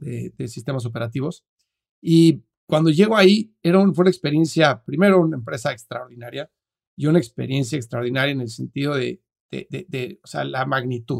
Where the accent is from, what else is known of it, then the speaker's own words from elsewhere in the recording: Mexico City, Mexico; moved away as an adult; now in United States; soy mexicano, vivo en Estados Unidos hace 13 años, pero nací y crecí en la Ciudad de México